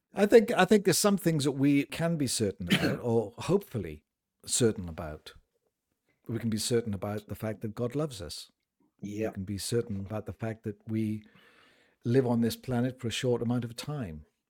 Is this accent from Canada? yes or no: no; United Kingdom; I'm a Brit